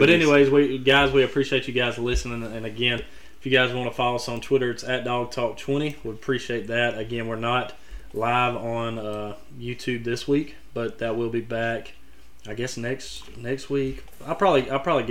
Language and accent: English; Alabama, United States; moved away; I grew up in Alabama.